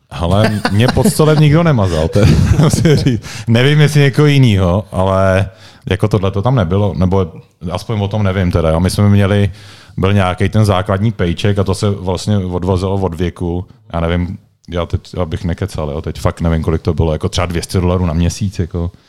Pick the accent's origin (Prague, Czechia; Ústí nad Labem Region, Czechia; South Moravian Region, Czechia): Prague, Czechia; moved away as an adult; now in Liberec, Czech Republic; já jsem vlastně Pražák, originál, když jsem, když jsem tady vyrůstal